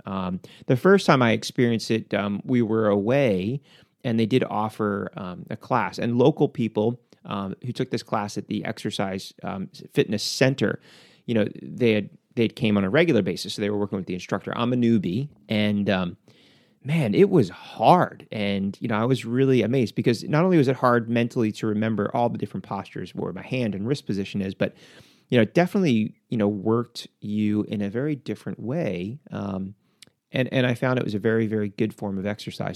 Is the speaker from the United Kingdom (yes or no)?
no; United States; as an American